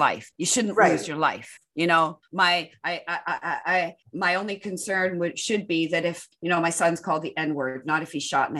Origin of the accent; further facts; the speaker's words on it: Canada; When I go to Israel, I'm just a Jew. The most exciting thing about me in their mind is that I'm Canadian